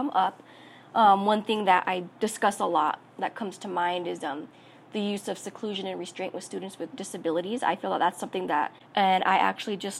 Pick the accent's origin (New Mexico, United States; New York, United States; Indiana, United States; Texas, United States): New Mexico, United States; Albuquerque; I was born and raised in New Mexico. On both sides of my family, from my parents, were from northern New Mexico, but I was born and raised here in Albuquerque.